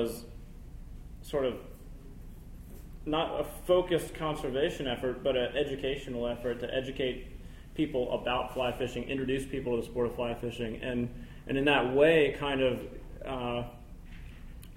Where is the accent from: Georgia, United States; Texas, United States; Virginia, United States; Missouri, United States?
Virginia, United States; Fairfax; I'm from here. I was born in Fairfax